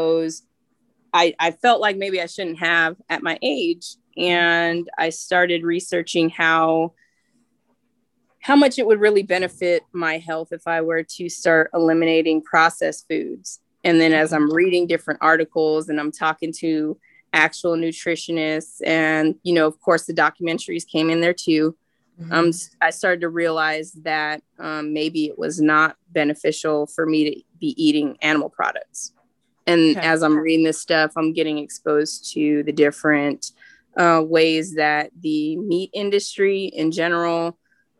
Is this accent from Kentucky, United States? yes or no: no; California, United States; I'm from California, and you know that's the land of produce